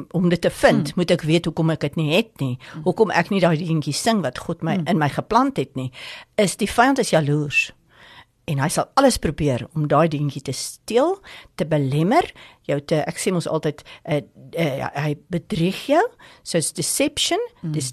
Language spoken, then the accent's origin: Afrikaans; Zimbabwe; also born or lived in Hartbeespoort / Pretoria; now in Stilbaai, South Africa; ek is 'n Rhodesiese meisie. Ek is gebore in Zimbabwe onder met sendlinge ouers. My pa was onderwyser. Ek het op 'n jong ouderdom tot bekering gekom. Dullerywil, Dafil, Sunnyhof Hoërskool, Hartbeespoort toe getrek, Pretoria toe getrek en uh, ja baie jare daar en ek bly nou in Stilbaai